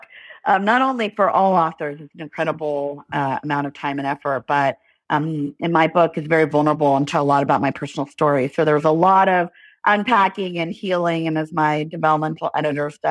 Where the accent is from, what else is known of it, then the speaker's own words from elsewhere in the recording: Los Angeles, California, United States; I grew up in Los Angeles, California